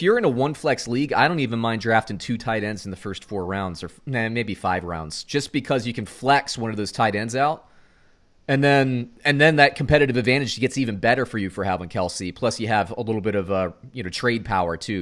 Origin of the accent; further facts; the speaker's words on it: Central Florida, United States; I grew up in Central Florida